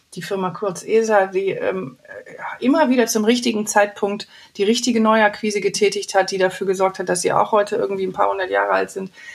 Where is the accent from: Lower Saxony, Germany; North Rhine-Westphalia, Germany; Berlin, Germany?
North Rhine-Westphalia, Germany; Wuppertal; aus meiner Heimatstadt Wuppertal